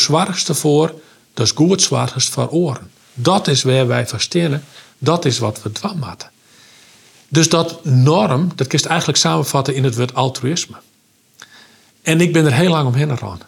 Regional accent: Oentsjerk, Friesland, Netherlands; ben ik opgegroeid in Friesland. Ik ben opgegroeid in een ongelooflijk warm gezin

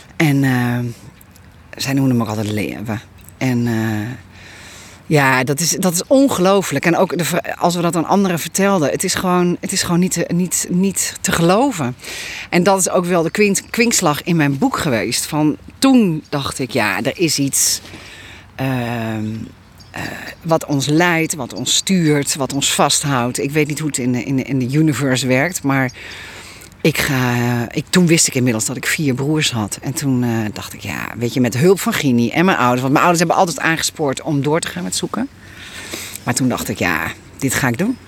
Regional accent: Leeuwarden, Friesland, Netherlands; now in Westbroek, Netherlands; ik ben ook een Fries

